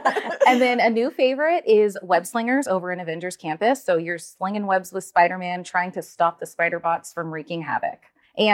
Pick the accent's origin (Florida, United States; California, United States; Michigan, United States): California, United States; Southern; I was born and raised in Southern California, so I've been going to the Disneyland Resort my whole life.